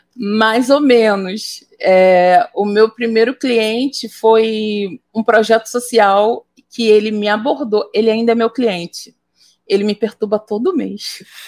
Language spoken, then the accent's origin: Portuguese; Baixada Fluminense, Rio de Janeiro, Brazil; eu sou fruto do da Baixada Fluminense nos anos 90, cara, nos anos 80, na verdade.